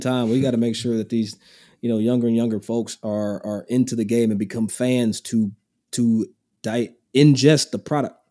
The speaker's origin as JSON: {"language": "English", "town": "Versailles", "region": "Kentucky", "country": "United States", "tie": "born or raised there", "also_born_or_lived": "Lexington, Kentucky", "moved": "yes", "lives_now": "Scottsdale, United States", "said": "I'm from Versailles, Kentucky. Not Versailles, same spelling, but I'm from Versailles. And it's just outside of Lexington"}